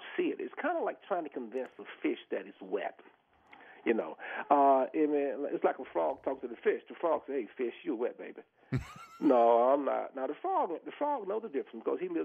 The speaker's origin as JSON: {"language": "English", "region": "the South", "country": "United States", "tie": "born or raised there", "said": "I grew up in the South, you know, and I grew up in racism"}